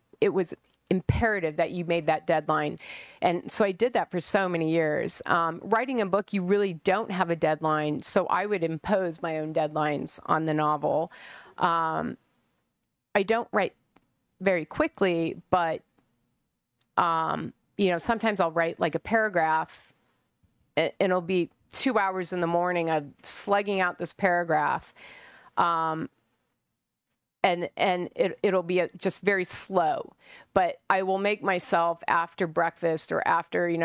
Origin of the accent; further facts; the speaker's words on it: Colorado, United States; moved away as an adult; also born or lived in San Francisco; now in Phoenix, United States; I was born in Colorado, raised, went to college there.